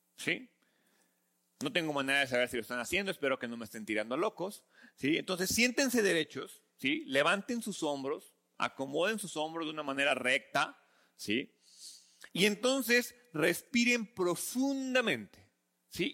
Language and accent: Spanish; Mexico; como buenos mexicanos